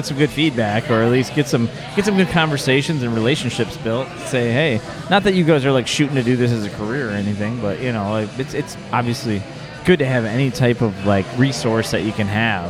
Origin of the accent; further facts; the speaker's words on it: South Carolina, United States; Well, the thing is, I came home and I'm from South Carolina.